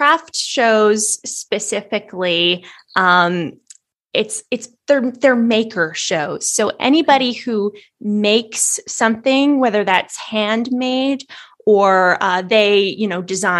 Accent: Canada; I'm in Canada. I'm a Canadian author

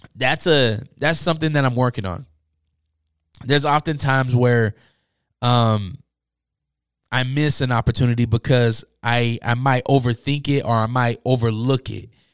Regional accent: Salt Lake City, Utah, United States; growing up in Utah and Salt Lake City

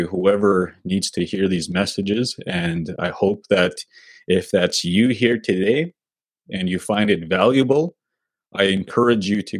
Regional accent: Sweetgrass First Nation, Saskatchewan, Canada; now in Saskatoon, Canada; I'm from Sweetgrass First Nation. That's my home community.

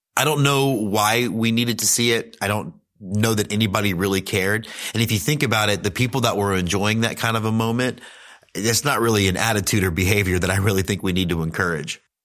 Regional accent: Houston, Texas, United States; I grew up in Houston

